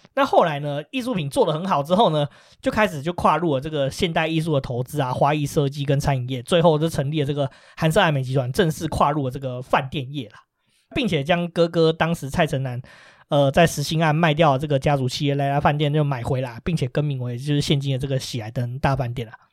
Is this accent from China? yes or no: no; Taiwan; 我们台湾人